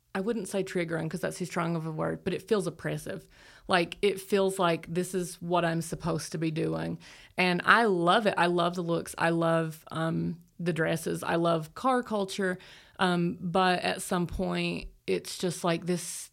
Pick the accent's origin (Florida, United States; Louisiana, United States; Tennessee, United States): Tennessee, United States; Appalachia; I grew up in Appalachia